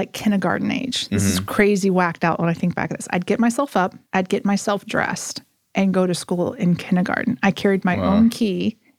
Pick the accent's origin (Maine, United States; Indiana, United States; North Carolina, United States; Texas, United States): Texas, United States; born there; also born or lived in Oklahoma / Missouri / Mississippi; So we lived in Missouri. I was born in Texas, lived in Oklahoma, Missouri, Mississippi, and then back to Oklahoma and Missouri.